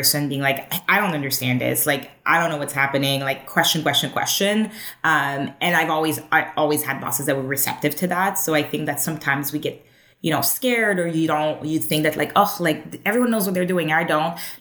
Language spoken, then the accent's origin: English; Montreal, Quebec, Canada; moved away as an adult; now in Toronto, Canada; I was born in Montreal